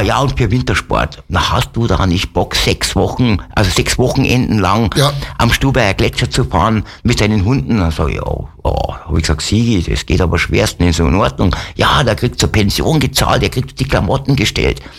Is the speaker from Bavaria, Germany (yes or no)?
yes; Wolfratshausen, Bavaria, Germany; also born or lived in Alsdorf (Höngen) near Aachen / Degernbach, Lower Bavaria; bin dann 65 nach Wolfertshausen zu meiner Oma. Okay. Und da bin ich dann aufgewachsen